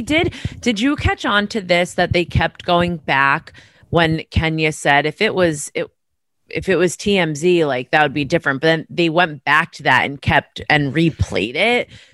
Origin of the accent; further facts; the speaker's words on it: New York, United States; I'm from New York